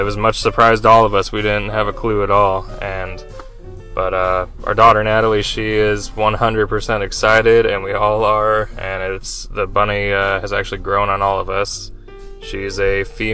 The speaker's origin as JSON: {"language": "English", "town": "St. Louis", "region": "Missouri", "country": "United States", "tie": "born or raised there", "said": "We grew up on Six Flags in St. Louis here"}